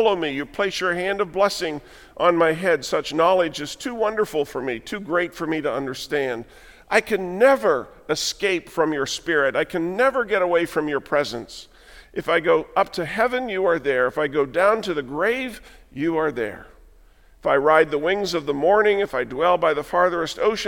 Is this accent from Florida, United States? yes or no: no; Western Pennsylvania, United States; moved away; Jan and I left the church, the denomination we grew up in Western Pennsylvania